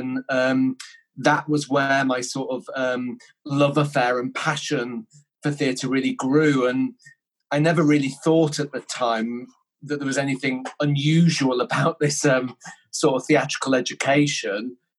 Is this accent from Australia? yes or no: no; Yorkshire and the Humber, United Kingdom; also born or lived in Denmark; So I was born in Denmark, and we came over to the UK when I was 3, and we sort of moved around a lot when I was young, and it was quite challenging, and we sort of lived in and around sort of West Yorkshire, so Keighley, Skipton, that sort of area